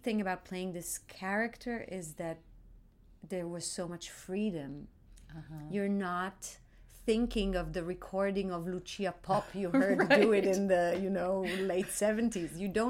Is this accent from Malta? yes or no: no; Tel Aviv, Tel Aviv District, Israel; And I grew up in Tel Aviv.